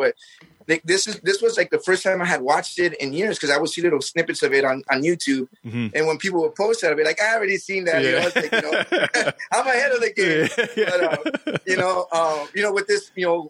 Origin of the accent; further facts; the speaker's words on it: Mazatlán, Sinaloa, Mexico; we're from Mazatlán